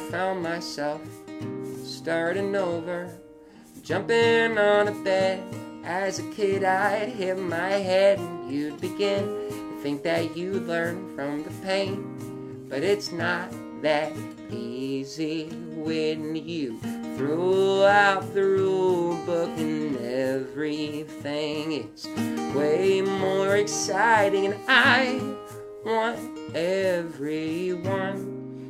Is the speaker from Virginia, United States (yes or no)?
yes; Leesburg, Virginia, United States; also born or lived in Arlington, Virginia; I'm from Virginia. I grew up in Leesburg. I live in Arlington now with Lauren